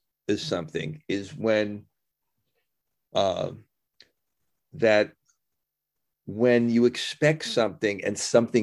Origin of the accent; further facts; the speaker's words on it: United States; I'm American